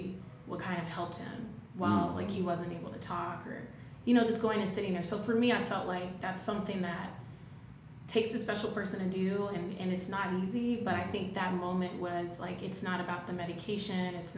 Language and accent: English; Alabama, United States; moved away; I grew up in Alabama, if you can hear the accent. It's still there.